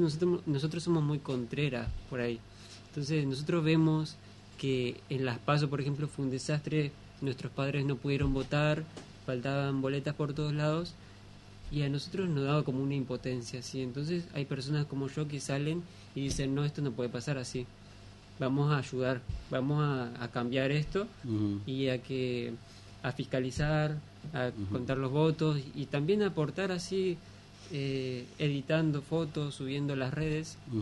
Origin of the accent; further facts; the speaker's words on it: Villaguay, Entre Ríos, Argentina; Yo soy de Villaguay